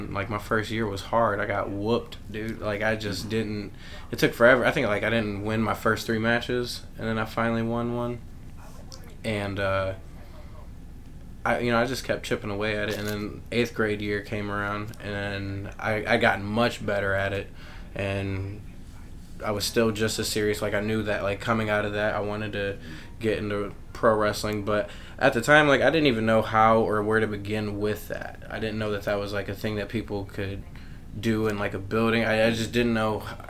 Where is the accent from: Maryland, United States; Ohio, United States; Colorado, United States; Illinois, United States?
Ohio, United States; Toledo; I'm from right down the block.